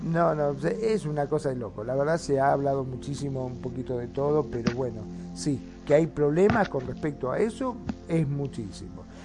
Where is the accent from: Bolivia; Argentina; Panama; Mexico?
Argentina; Mar del Plata, Buenos Aires Province; aquí de donde soy yo, de Mar del Plata